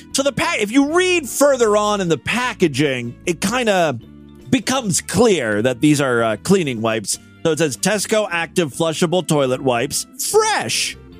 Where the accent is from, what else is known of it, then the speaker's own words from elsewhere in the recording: Ohio, United States; my home state of Ohio